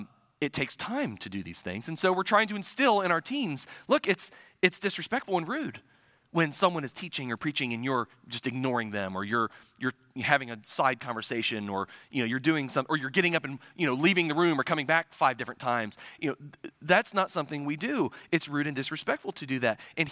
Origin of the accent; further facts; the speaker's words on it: Midwest, United States; I'm a transplant from the Midwest. So I'm not originally from here